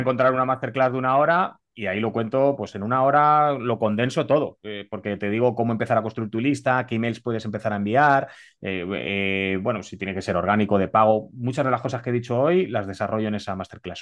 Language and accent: Spanish; Spain; soy español